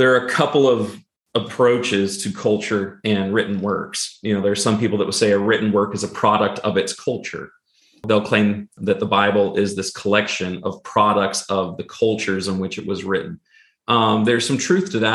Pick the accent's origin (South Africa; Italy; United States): United States; Pacific Northwest; I grew up in the Pacific Northwest and on the Pacific coast.